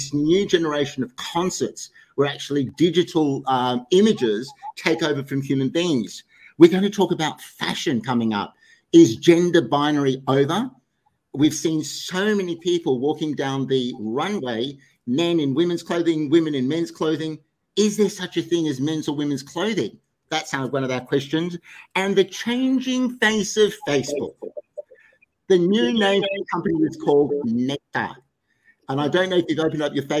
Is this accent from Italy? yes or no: no; Sydney, New South Wales, Australia; in Sydney, my hometown